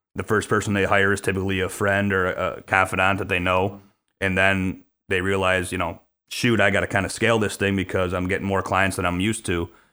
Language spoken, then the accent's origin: English; Chicago, Illinois, United States; born and raised on the south side of Chicago